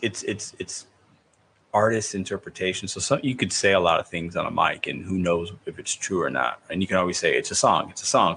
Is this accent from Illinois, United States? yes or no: yes; Chicago, Illinois, United States; moved away; i was born in Chicago. I still have a lot of family in Chicago.